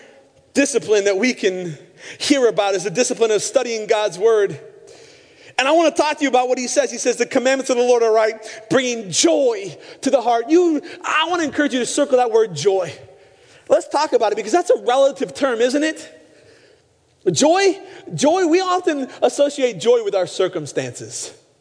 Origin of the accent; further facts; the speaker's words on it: Pacific Northwest, United States; moved away; also born or lived in Arizona; I grew up in the Northwest.